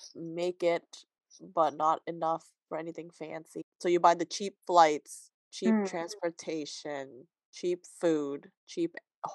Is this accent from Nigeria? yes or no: no; Toronto, Ontario, Canada; I was born in Toronto.